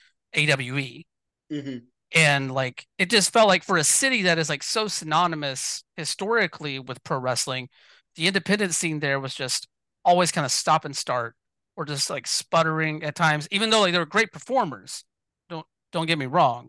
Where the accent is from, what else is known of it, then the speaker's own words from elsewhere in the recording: Georgia, United States; moved away as an adult; also born or lived in Atlanta, Georgia; now in West Coast, United States; born and raised in Georgia and like living in Atlanta